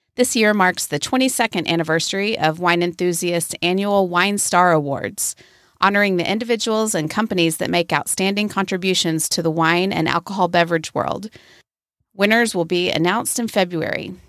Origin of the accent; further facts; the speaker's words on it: Waco, Texas, United States; my hometown of Waco, Texas